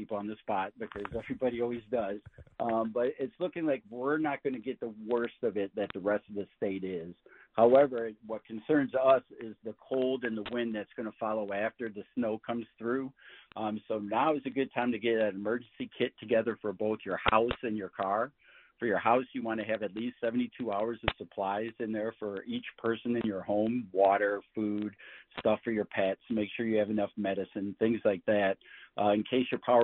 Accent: Michigan, United States

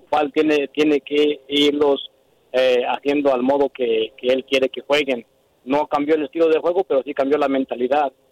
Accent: Mexico; yo soy mexicano

